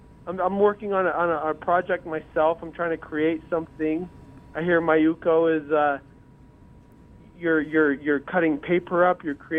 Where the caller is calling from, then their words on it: Carlsbad, New Mexico, United States; Carlsbad, New Mexico, yes.